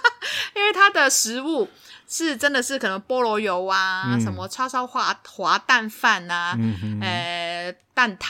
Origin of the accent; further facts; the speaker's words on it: Hong Kong; 我们香港都是吃泰国米的